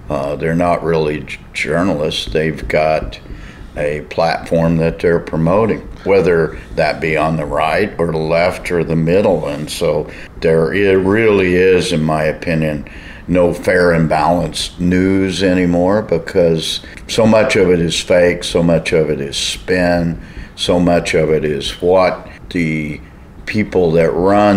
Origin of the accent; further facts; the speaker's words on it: the Ozarks of Missouri, United States; now in Albuquerque, United States; I'm from south of the Missouri River in the Ozarks